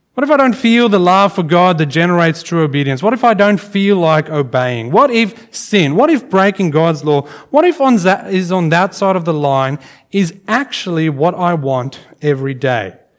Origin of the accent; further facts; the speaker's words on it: South Africa; growing up in South Africa, um, I went to a school where we had corporal punishment